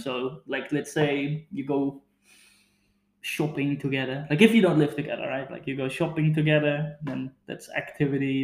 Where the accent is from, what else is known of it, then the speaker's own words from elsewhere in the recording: Netherlands; English is a second language; growing up in the Netherlands